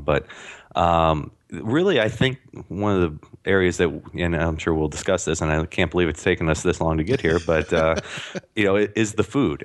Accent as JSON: {"language": "English", "town": "St. Louis", "region": "Missouri", "country": "United States", "said": "I'm from Saint Louis"}